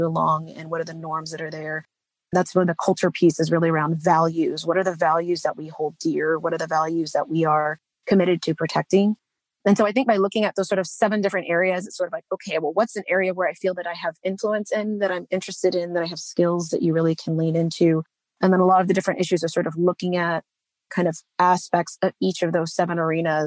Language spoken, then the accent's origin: English; Texas, United States; moved away as an adult; I grew up in Texas, but didn't really feel like I was from there.